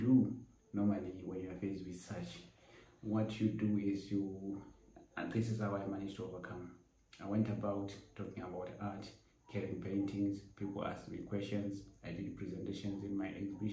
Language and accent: English; Botswana; I am a Botswana painter, born and bred in Botswana